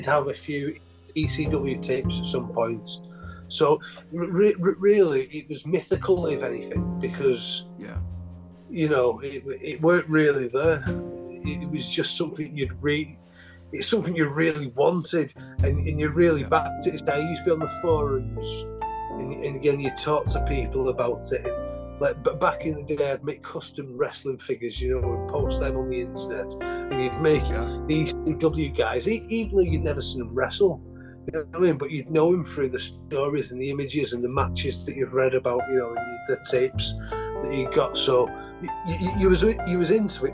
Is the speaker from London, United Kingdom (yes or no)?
no; St Helens, North West England, United Kingdom